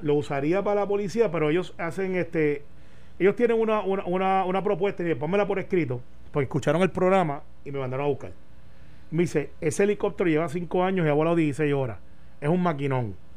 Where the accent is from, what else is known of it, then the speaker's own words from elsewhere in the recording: Puerto Rico; como puertorriqueños